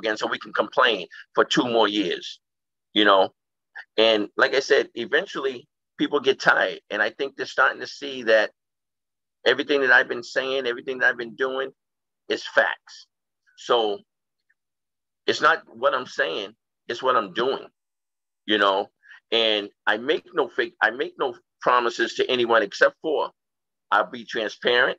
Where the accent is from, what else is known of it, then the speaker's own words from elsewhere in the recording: Boston, Massachusetts, United States; now in Brockton, United States; Brockton, and I grew up in Boston.